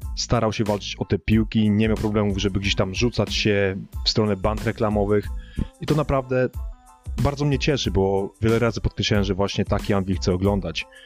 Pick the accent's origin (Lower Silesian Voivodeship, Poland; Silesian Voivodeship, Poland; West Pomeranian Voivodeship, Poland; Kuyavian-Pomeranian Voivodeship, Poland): Kuyavian-Pomeranian Voivodeship, Poland; Włocławek; u nas we Włocławku ta koszykówka jest religią